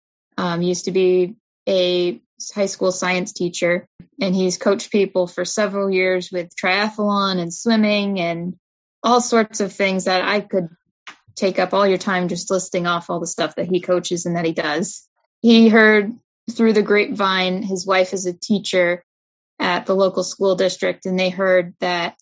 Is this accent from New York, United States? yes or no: yes; Albany, New York, United States; I'm from the Albany area